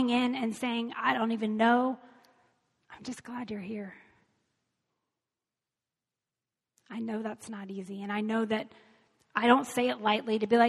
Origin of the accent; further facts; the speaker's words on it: United States; as Americans, as American Christians, as the church here